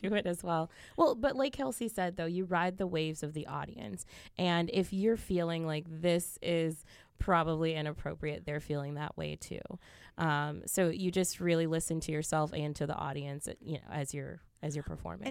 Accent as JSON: {"language": "English", "town": "Glendale", "region": "Wisconsin", "country": "United States", "tie": "born or raised there", "said": "I grew up in Glendale"}